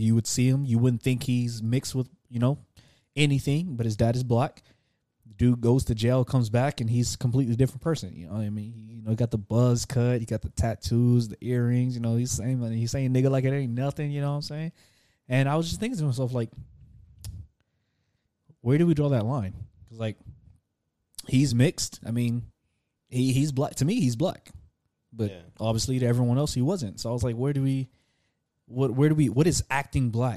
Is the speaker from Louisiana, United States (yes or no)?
yes; Louisiana, United States; I'm from Louisiana, so I know. Like I know I don't always sound like it, but like there are times when I speak, especially when I'm speaking to someone else from Louisiana, you will hear it.